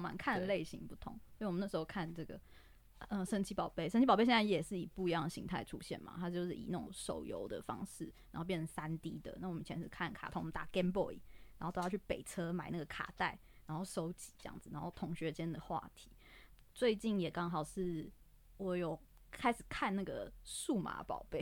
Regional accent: Taipei, Taiwan; 因为我是台北的小孩

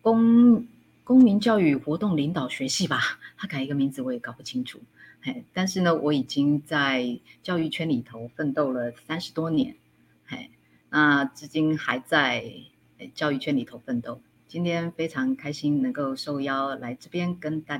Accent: Hsinchu County, Taiwan; now in Taipei, Taiwan; 哎，应该这样说啦，我我我来自于新竹一个乡下的地方，一个淳朴的小女生，来到了台北啊，上了大学。

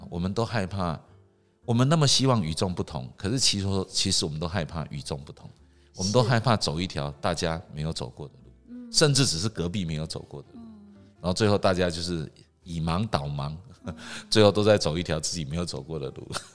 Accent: Taiwan; 我生长在台湾，我是台湾人

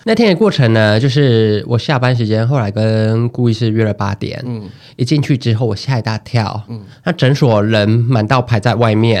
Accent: Taiwan; accent: Taiwanese Mandarin (台湾国语); 我台湾国语太严重

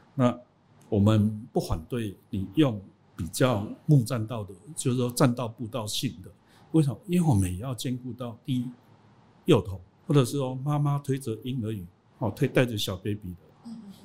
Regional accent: Taiwan; 我们台湾人

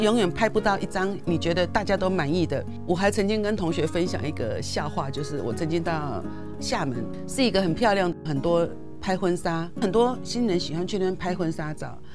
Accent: Taipei, Taiwan; 我是台北人嘛， 我是迪化街那， 那， 那边， 我妈妈是迪，迪化街那边人

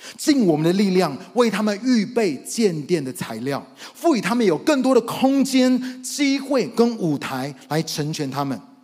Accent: United States; moved away as an adult; also born or lived in Taiwan; now in Taipei, Taiwan; 因为我是在美国长大的

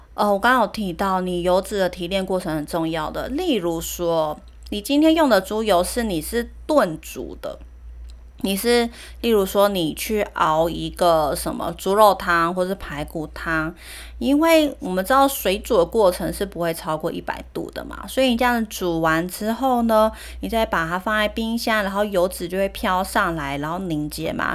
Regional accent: Taiwan; also born or lived in Germany; 我就是从大学毕业，然后出国念书回来台湾

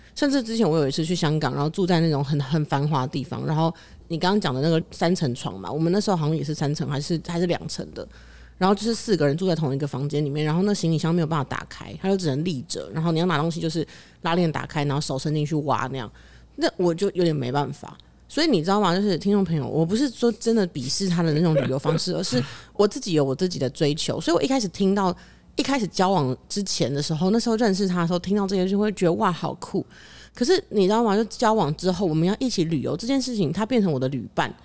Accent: Taipei, Taiwan; 就我小时候是很非常以我是台北人为傲的

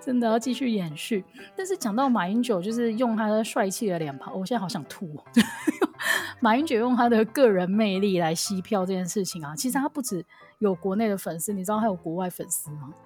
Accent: Kaohsiung, Taiwan; 我跟我们系上的另外那一位豹哥，我们是高雄人

